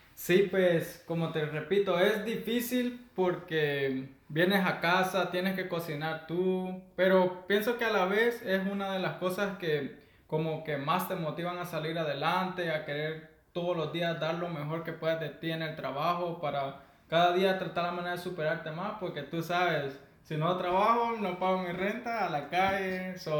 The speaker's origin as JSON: {"language": "Spanish", "region": "Santa Ana", "country": "El Salvador", "said": "soy del Salvador, soy de el departamento de Santa Ana, orgullosamente de la tierra morena"}